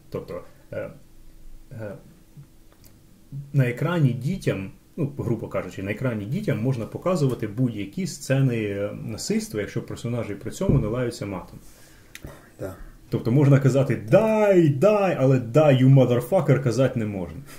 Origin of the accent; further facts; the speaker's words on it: Kyiv, Ukraine; коли я киянин, духов, духовно збагачений, іду на виставу на узвіс